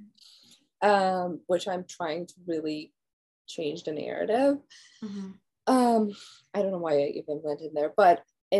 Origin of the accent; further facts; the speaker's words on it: Iran; moved away as an adult; now in United States; growing up in Iran